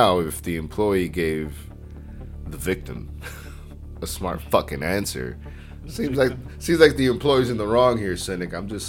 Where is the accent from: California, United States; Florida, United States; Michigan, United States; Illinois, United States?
Florida, United States; I am from Florida.